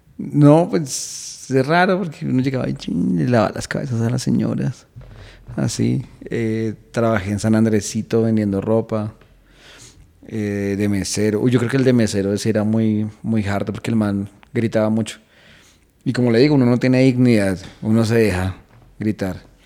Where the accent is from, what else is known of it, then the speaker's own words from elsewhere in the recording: Colombia; also born or lived in London; de Colombia